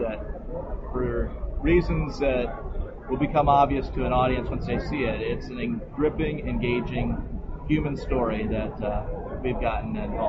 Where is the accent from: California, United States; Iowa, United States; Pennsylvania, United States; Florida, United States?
Florida, United States; moved away as an adult; now in Pittsburgh, United States; I grew up in Florida